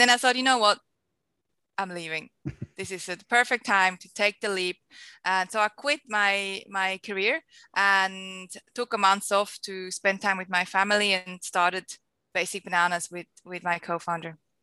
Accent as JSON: {"language": "English", "country": "Switzerland", "tie": "born or raised there", "also_born_or_lived": "Costa Rica / Geneva, Switzerland", "moved": "as an adult", "lives_now": "Sydney, Australia", "said": "I am a Swiss Australian, hence my very big accent. So I grew up in Switzerland, lived there for 23 years"}